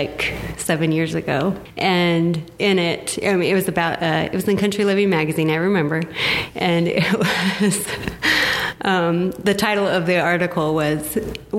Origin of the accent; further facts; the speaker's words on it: Enterprise, United States; moved away as an adult; also born or lived in Wyoming / Logan; I grew up in Enterprise, and when I left, I swore I'd never move back